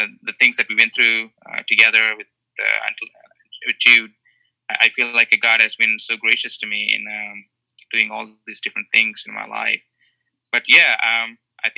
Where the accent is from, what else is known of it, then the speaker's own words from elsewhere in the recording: India; moved away as an adult; also born or lived in Canada / Connecticut; now in South Carolina, United States; I was born in India and raised in a Christian home. And I did most of my studies in India